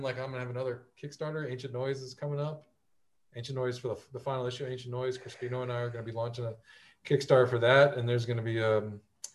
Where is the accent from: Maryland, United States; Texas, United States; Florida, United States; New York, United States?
Florida, United States; Fort Lauderdale; moved away as an adult; also born or lived in Palm Beach / Broward / Dade; I'm from South Florida, born and raised, lived there up until I was about 30. I'm from Fort Lauderdale is predominantly where I spent most of my time